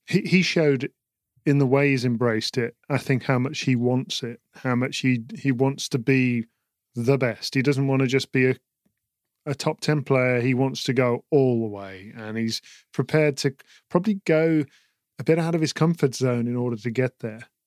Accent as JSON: {"language": "English", "country": "United Kingdom", "said": "as a British person"}